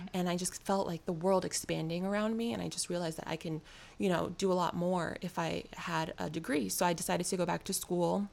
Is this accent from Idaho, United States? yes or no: no; New York City, New York, United States; I'm from New York City.